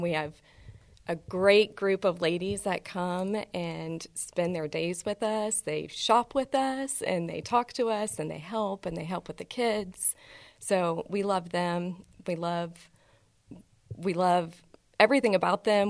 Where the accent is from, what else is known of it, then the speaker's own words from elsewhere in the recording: Houston, Texas, United States; also born or lived in Chicago / Lubbock / Dallas; I was born in Chicago, grew up in Houston